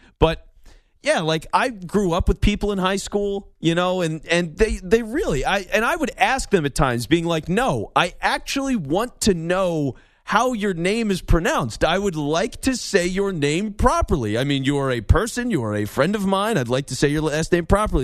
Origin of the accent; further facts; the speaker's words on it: Philadelphia, Pennsylvania, United States; I was born and raised in Philly